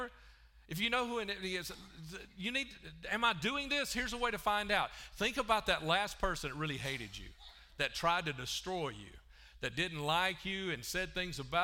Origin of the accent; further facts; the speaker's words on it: Alabama, United States; also born or lived in Chicago; I'm from Alabama